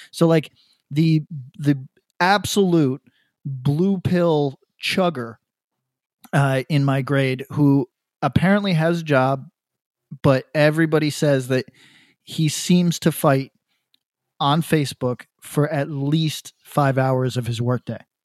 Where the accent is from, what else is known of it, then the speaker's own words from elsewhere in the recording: Northeast, United States; also born or lived in New York City; I grew up in the Northeast